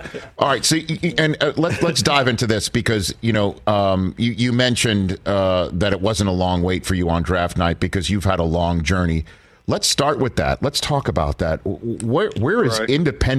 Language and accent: English; New York City, New York, United States; I'm from Staten Island, New York.